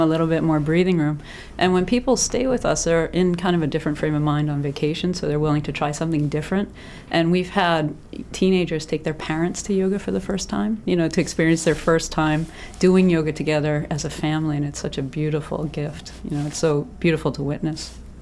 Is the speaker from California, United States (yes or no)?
no; Massachusetts, United States; moved away as an adult; also born or lived in Bermuda; now in Maine, United States; I'm originally from Massachusetts